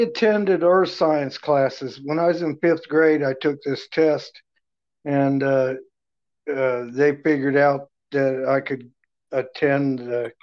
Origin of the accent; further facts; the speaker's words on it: Williams, Arizona, United States; I grew up in Northern Arizona, outside of Williams, about 60 miles from the Grand Canyon.